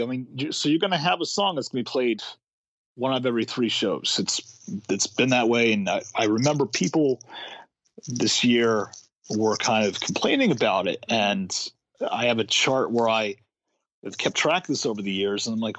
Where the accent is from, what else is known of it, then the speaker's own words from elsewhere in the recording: Rhode Island, United States; Rhode Island.